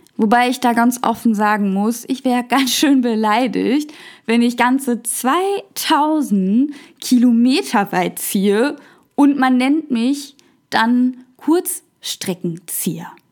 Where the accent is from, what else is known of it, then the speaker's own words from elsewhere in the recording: Germany; bei uns in Deutschland